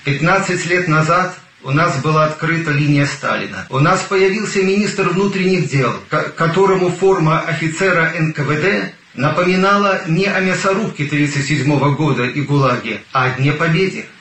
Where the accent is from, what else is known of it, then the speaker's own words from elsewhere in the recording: Belarus; moved away as an adult; now in Slovakia; я белорус